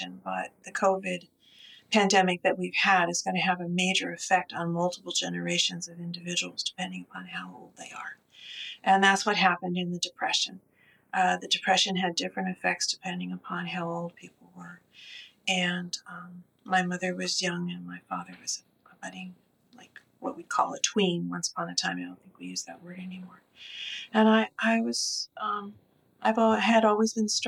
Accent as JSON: {"language": "English", "region": "Southern California", "country": "United States", "tie": "born or raised there", "said": "I grew up in Southern California near a beach"}